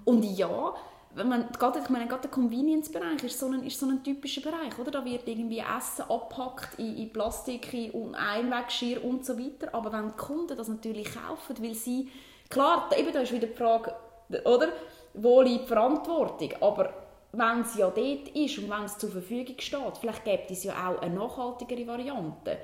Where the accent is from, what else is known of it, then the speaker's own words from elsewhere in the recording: Switzerland; bei uns in der Schweiz